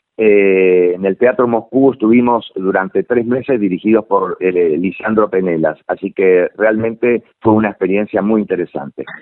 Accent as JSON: {"language": "Spanish", "region": "Corrientes", "country": "Argentina", "tie": "born or raised there", "moved": "as an adult", "lives_now": "Buenos Aires, Argentina", "said": "yo nací en, un lugar como alejado de la ciudad, en Corrientes, soy correntino"}